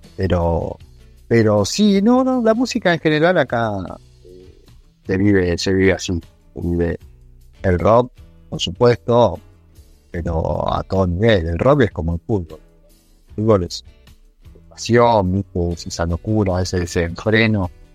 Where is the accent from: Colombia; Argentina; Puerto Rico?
Argentina